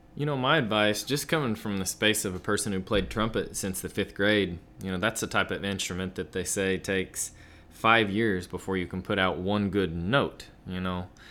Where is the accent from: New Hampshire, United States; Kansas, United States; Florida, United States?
Kansas, United States; moved away; I'm from Kansas originally